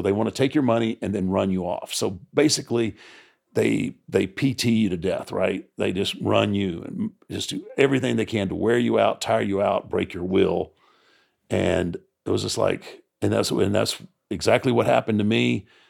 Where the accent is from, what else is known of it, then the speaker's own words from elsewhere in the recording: Texas, United States; growing up in Texas